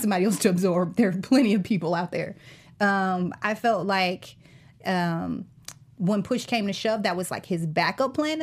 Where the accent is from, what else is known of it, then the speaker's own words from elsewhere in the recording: Atlanta, Georgia, United States; accent: Southern; moved away; also born or lived in back east; I grew up in Atlanta